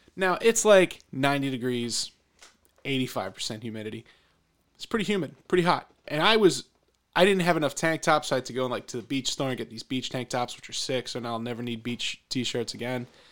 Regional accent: Pennsylvania, United States; growing up in Pennsylvania

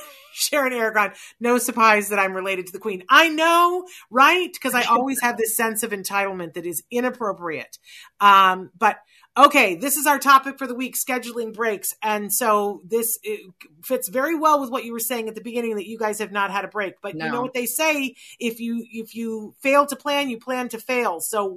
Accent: Puerto Rico; born there; I was born in Puerto Rico. That's the only time I've been off the mainland.

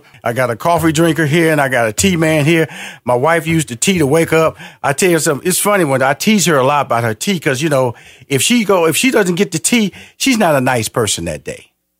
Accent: Houston, Texas, United States; I'm from Houston, Texas, big barbecue country.

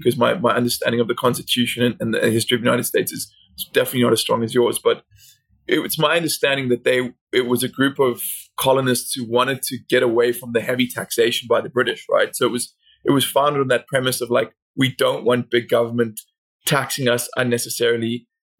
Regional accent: South Africa; moved away; I grew up in South Africa

